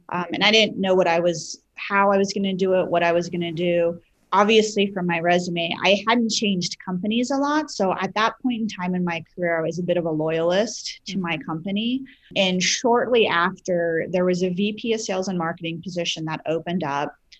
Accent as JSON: {"language": "English", "region": "Midwest", "country": "United States", "tie": "born or raised there", "also_born_or_lived": "Maryland", "moved": "as an adult", "lives_now": "Utah, United States", "said": "My husband and I both grew up in the Midwest"}